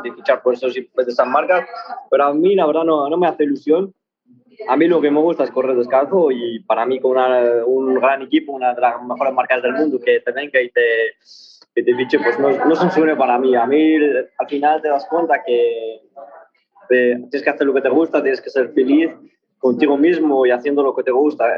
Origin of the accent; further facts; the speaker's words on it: Tangier, Tanger-Tetouan-Al Hoceima, Morocco; now in Spain; Yo nací en Marruecos, eh, bueno, en Tánger.